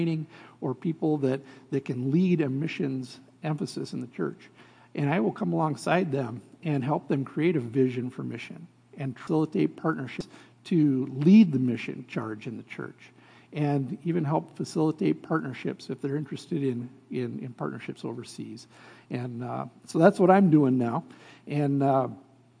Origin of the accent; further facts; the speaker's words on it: Shawano, Wisconsin, United States; I come from Shawnee, Wisconsin, just about 35 miles from that big church, Lambeau Field